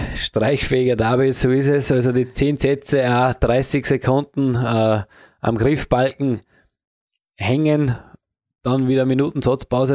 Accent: Upper Austria, Austria; in Oberösterreich, mhm. da wo ich herkomme

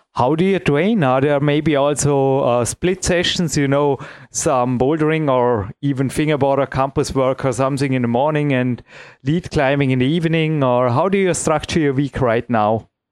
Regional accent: Imst, Tyrol, Austria; here in my hometown

